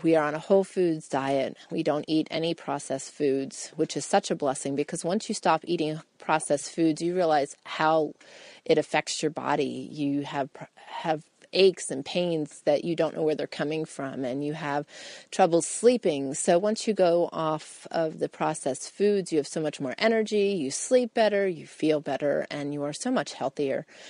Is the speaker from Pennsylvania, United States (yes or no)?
yes; Pennsylvania, United States; moved away as an adult; we grew up on farms in Pennsylvania, both my husband